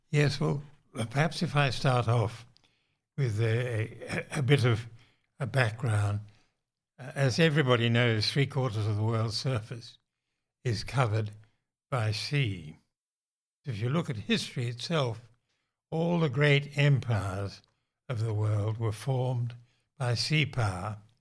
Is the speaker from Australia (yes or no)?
yes; Western Australia, Australia; also born or lived in Britain; I was born in Britain and came to Australia at the tender age of two